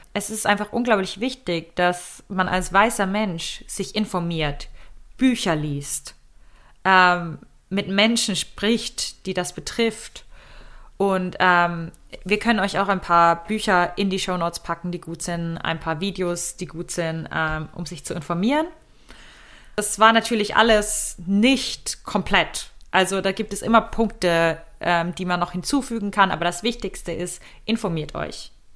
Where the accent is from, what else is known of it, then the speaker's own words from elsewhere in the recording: Germany; uns als Deutsche